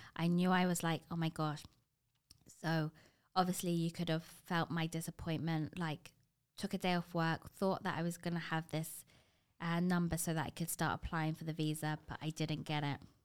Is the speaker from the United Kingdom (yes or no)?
yes; London, United Kingdom; moved away as an adult; now in Toronto, Canada; before Toronto, I ha-, was born and bred in London